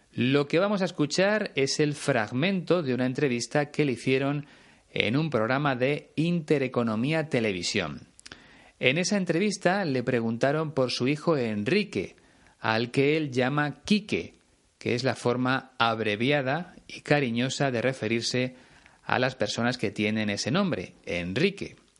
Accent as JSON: {"language": "Spanish", "country": "Spain", "said": "en mi país hay mucho más que playas"}